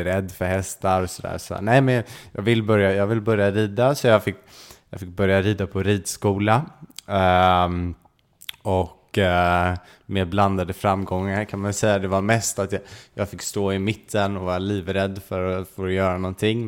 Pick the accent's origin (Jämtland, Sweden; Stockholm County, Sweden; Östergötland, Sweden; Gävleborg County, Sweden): Stockholm County, Sweden; Stockholm; moved away as an adult; now in England, United Kingdom; jag växte upp inne i Stockholm